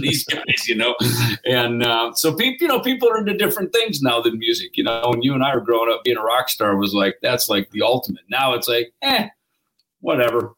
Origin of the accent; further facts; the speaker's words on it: United States; I'm from America